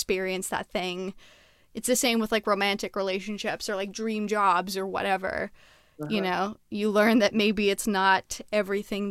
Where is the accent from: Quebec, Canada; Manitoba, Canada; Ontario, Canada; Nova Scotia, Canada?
Quebec, Canada; Montreal; I'm from Montreal